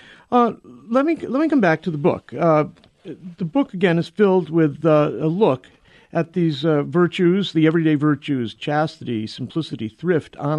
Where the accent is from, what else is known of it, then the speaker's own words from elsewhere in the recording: near New Haven, Connecticut, United States; I grew up in Mamaguin in near New Haven in Connecticut